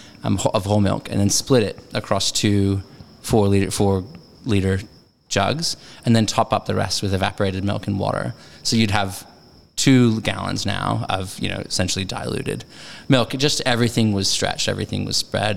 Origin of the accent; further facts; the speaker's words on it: Dallas, Texas, United States; moved away as an adult; also born or lived in Rome / northern Spain; now in Sydney, Australia; I grew up in the 90s in Dallas